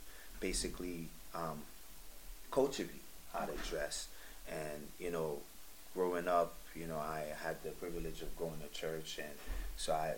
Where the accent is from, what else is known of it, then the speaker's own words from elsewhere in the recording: Miami, Florida, United States; also born or lived in Haiti; I'm from Miami, Florida